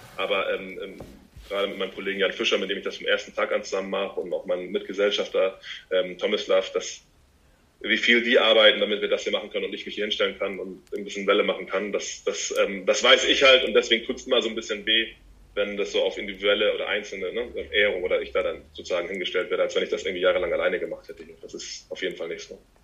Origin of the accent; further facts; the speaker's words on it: Hamburg, Germany; hier zu Hause, wo ich herkomme